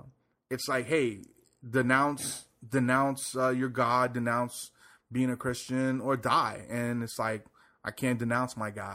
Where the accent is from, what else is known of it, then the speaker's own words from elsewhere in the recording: Puerto Rico; I was born there.